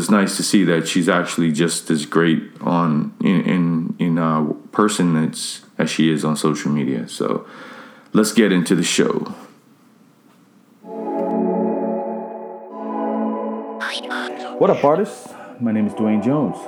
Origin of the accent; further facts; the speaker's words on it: Bermuda; I'm from Bermuda